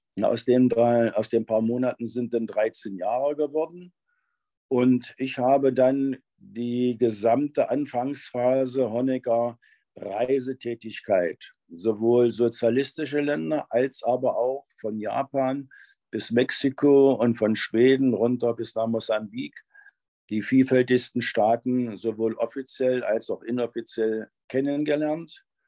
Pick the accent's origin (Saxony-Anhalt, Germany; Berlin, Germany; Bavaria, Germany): Saxony-Anhalt, Germany; Wernigerode; moved away as an adult; ich komme eigentlich aus dem Harz, aus Wernigerode. So, da hatte ich meine Schule, die Ausbildung